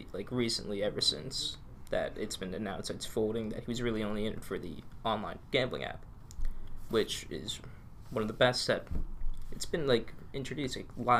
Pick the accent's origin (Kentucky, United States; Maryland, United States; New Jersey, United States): New Jersey, United States; We're both from New Jersey.